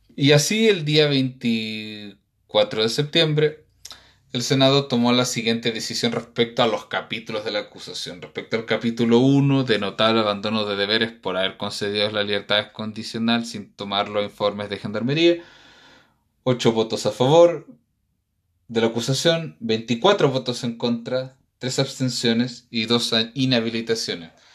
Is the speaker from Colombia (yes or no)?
no; Chile